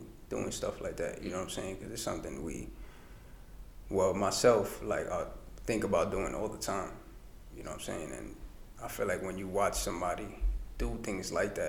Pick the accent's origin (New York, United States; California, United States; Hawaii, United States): New York, United States; New York City; I'm an artist from the Bronx, west side of Fordham Road